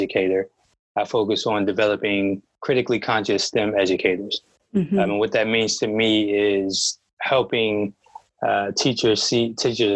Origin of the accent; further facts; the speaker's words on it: Detroit, Michigan, United States; being a Black man growing up in Detroit, even when I left to go to school, I knew that I wanted to return